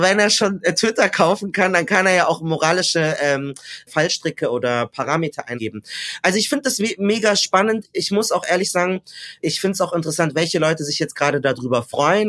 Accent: Munich, Bavaria, Germany; Ich bin geboren und aufgewachsen in München

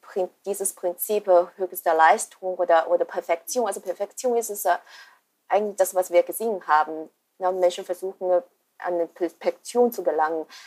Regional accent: China; moved away as an adult; ich bin in China geboren und habe auch die ersten 20 Jahre dort verbracht.

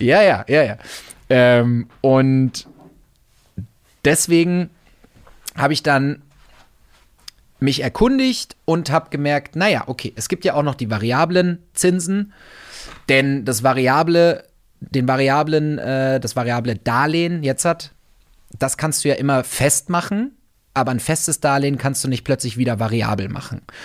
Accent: Wolfsburg, Lower Saxony, Germany; moved away; ich bin auf dem Land aufgewachsen. Ja, ich komme komm aus der aus der Autostadt aus Wolfsburg

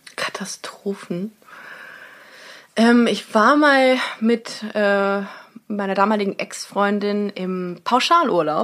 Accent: Germany; wir sind aus Deutschland

